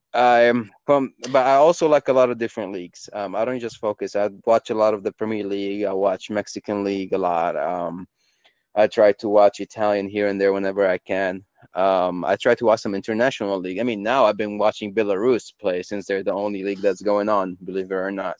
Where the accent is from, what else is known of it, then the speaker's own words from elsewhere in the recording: Yemen; I'm from Yemen